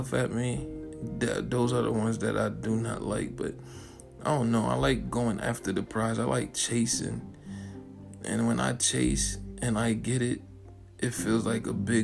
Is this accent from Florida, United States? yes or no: yes; Florida, United States; I'm not from here. I'm from Florida